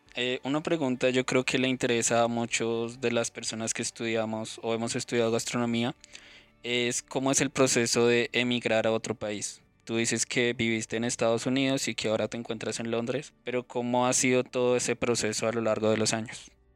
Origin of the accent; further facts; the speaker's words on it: Colombia; nosotros mismos como colombianos